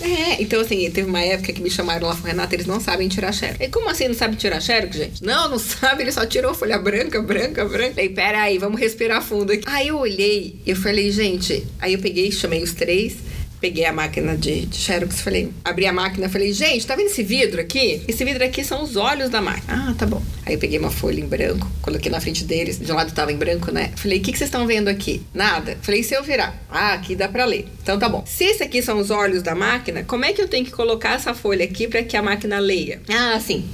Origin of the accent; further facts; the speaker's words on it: São Paulo, Brazil; eu sou de São Paulo, tenho 42 anos